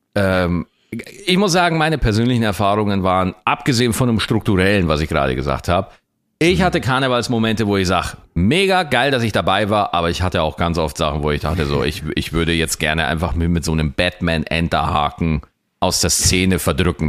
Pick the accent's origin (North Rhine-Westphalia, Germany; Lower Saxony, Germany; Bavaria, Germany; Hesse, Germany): Bavaria, Germany; Lower; ich komme aus Niederbayern